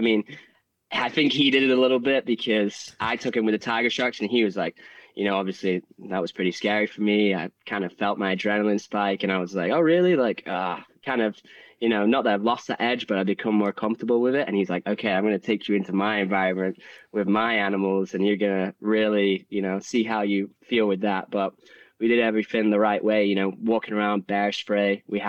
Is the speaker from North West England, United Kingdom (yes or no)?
yes; Manchester, North West England, United Kingdom; I grew up in England. I grew up in Manchester. Not that sort of environment.